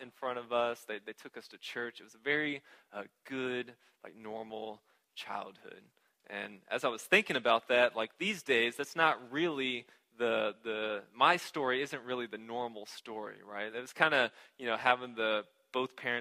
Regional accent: Houston, Texas, United States; I grew up in Houston, in what used to be the suburbs of Houston, down 290

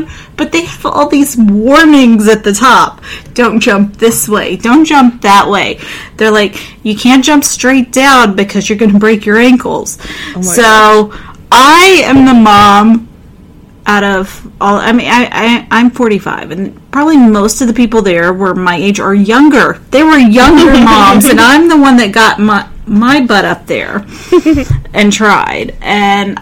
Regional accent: Mississippi, United States; moved away; I'm from Mississippi originally

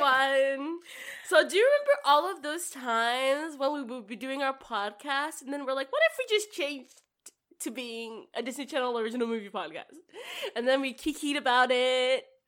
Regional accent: Nigeria; moved away; I grew up in Nigeria

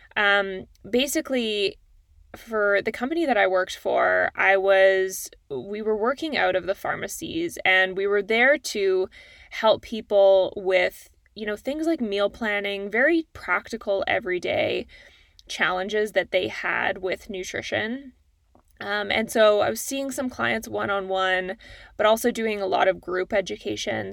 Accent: Calgary, Alberta, Canada; now in Toronto, Canada; I'm a Canadian. Uh, I grew up in Calgary, Alberta, and now I live in Toronto.

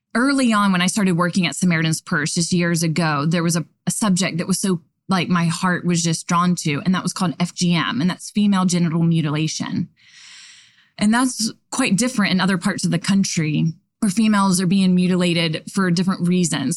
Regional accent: the South, United States; I'm from the South

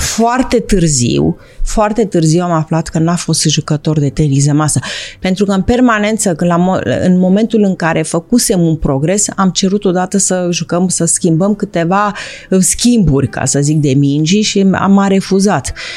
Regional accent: Bucharest, Romania; eram din București

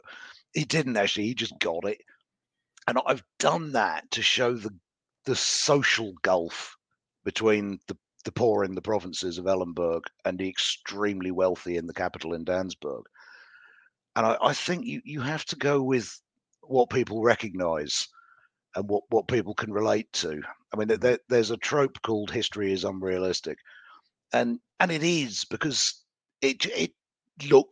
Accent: United Kingdom; I'm British

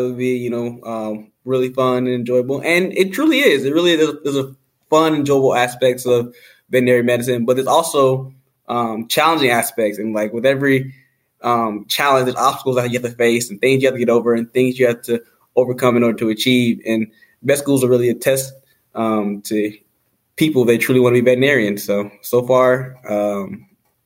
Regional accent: Marietta, Georgia, United States; moved away as an adult; also born or lived in Jefferson City, Missouri; now in West Lafayette, United States; I am from Marietta, Georgia.

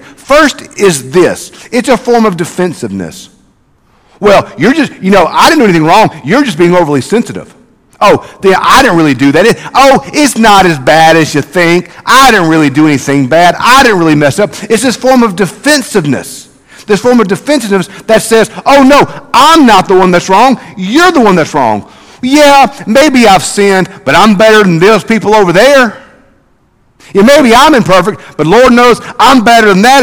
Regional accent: South Mississippi, United States; growing up in South Mississippi

